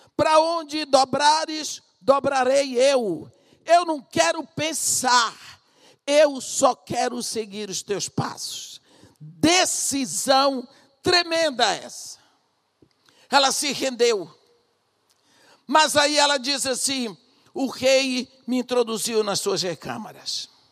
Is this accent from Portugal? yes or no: no; Brazil; also born or lived in Iraq; eu sou brasileira